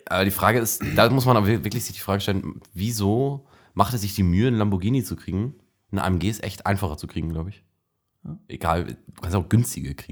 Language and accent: German; the North, Northern Germany, Germany; ich weiß nicht, ob man es hört. Wir sind aus dem Norden